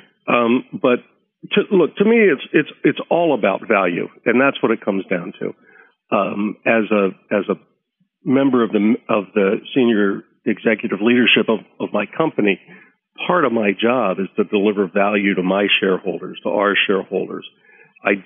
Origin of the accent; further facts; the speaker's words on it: United States; being American